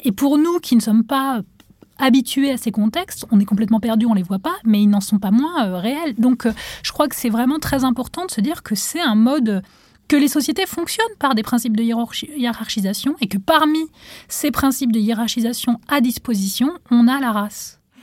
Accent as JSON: {"language": "French", "country": "Tunisia", "tie": "born or raised there", "moved": "as an adult", "lives_now": "France", "said": "j'ai grandi en Tunisie, et donc en arrivant en France"}